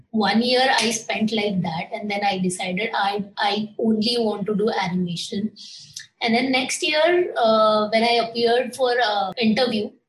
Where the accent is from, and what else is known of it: Maharashtra, India; born or raised there; moved away as an adult; also born or lived in Mumbai / Pune